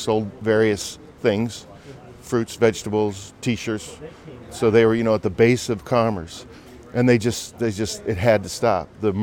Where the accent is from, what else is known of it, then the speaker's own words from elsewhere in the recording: Chicago, Illinois, United States; my suburban mm-hmm. Chicago roots.